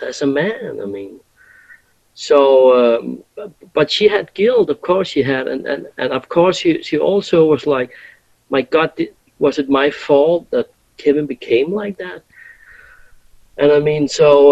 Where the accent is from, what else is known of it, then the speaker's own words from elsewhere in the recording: Denmark; we come from Denmark and we go to the US.